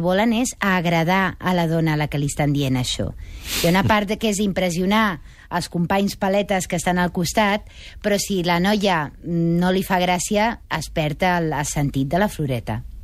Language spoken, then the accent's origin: Catalan; Majorca, Balearic Islands, Spain; com a mallorquina aquí